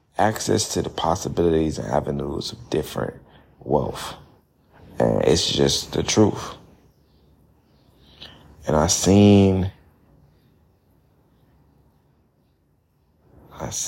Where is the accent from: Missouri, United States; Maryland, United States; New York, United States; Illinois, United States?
Illinois, United States; Chicago; I'm from Chicago